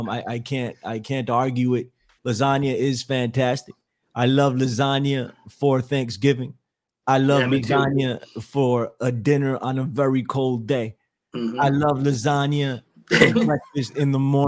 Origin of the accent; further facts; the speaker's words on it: New York, United States; I'm from New York. I'm a diehard New Yorker